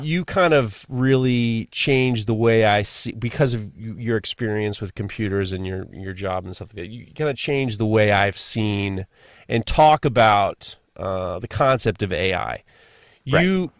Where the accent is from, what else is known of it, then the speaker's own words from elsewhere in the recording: New York, United States; I'm a New Yorker.